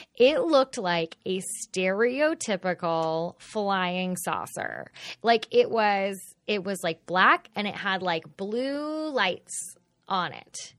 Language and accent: English; Fort Worth, Texas, United States; I grew up in Fort Worth